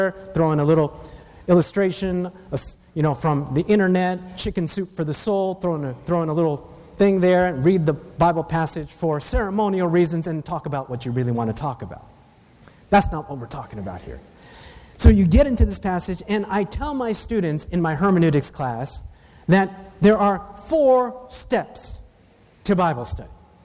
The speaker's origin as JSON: {"language": "English", "town": "Takoma Park", "region": "Maryland", "country": "United States", "tie": "born or raised there", "said": "even though I'm Asian, I was born in the West, Tacoma Park, Maryland"}